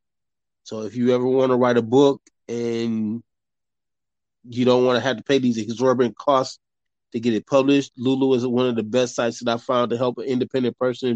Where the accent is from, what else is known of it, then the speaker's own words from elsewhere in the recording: Grand Rapids, Michigan, United States; moved away as an adult; now in Atlanta, United States; originally I'm from Grand Rapids, Michigan. I came to Atlanta doing music